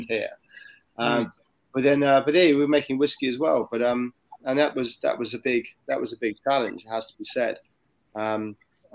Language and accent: English; England, United Kingdom; moved away as an adult; now in Sydney, Australia; as an Englishman